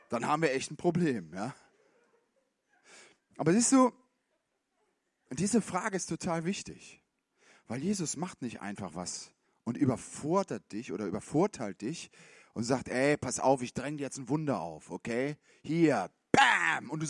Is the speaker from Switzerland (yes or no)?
yes; Switzerland; Man hat doch als Schweizer auch, ich meine, als, ähm, Ne, muss man auch im Schema haben.